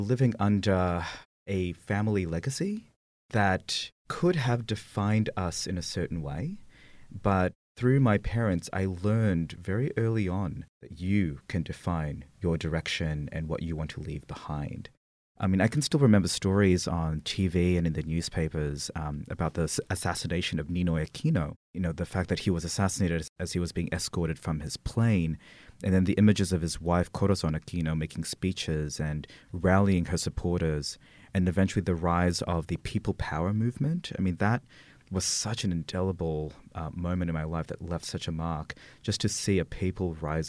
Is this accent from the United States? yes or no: no; Philippines; born there; Yeah, so I was born in the Philippines under the Marcos dictatorship, which is always a fun way to introduce yourself at a party.